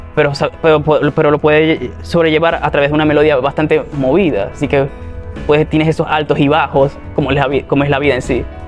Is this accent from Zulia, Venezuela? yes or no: yes; Cabimas, Zulia, Venezuela; now in Maracaibo, Venezuela; vengo del municipio Cabimas, donde todo comenzó